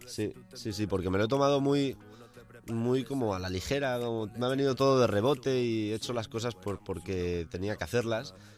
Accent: El Puig, Valencian Community, Spain; moved away; donde yo vivo, bueno, donde yo vivía, donde me crié, eh, en Valencia

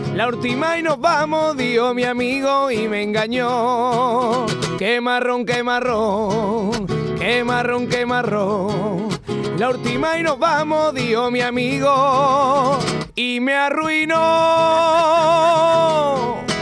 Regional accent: Utrera, Andalusia, Spain; la de mi tierra es en septiembre

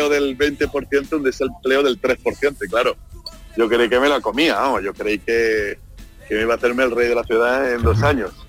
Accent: Seville, Andalusia, Spain; Sí, sí, sí, del mismo Sevilla, como decimos en mi tierra, Sevilla Capital. De Sevilla Capital.

